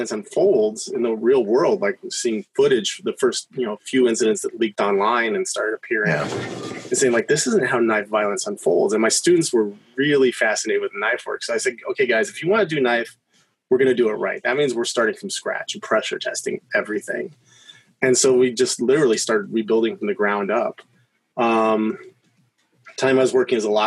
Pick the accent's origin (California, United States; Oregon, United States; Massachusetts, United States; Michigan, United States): California, United States; San Diego; I grew up in San Diego